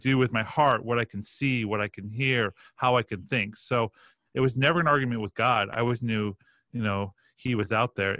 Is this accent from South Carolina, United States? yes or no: no; Roslyn, New York, United States; I grew up in a, a town called Roslyn